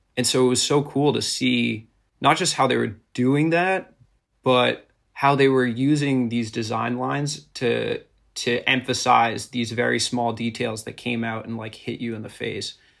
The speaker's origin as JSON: {"language": "English", "area": "suburbs outside of Boston", "region": "Massachusetts", "country": "United States", "tie": "born or raised there", "said": "I grew up in Massachusetts, in the suburbs outside of Boston"}